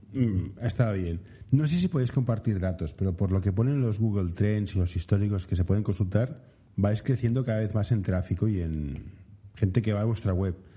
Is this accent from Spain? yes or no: yes; Barcelona, Catalonia, Spain; yo soy de Barcelona